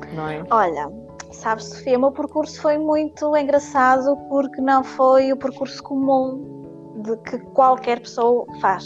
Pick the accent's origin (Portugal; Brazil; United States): Portugal; Paços de Ferreira, Norte; now in Guimarães, Portugal; Eu sou de Passo Ferreira